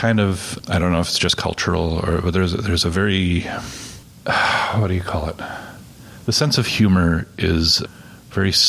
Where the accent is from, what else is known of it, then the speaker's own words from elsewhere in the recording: Canada; first language Plattdeutsch (Low German); English is a second language; when I grew up, Plattdeutsch was my first language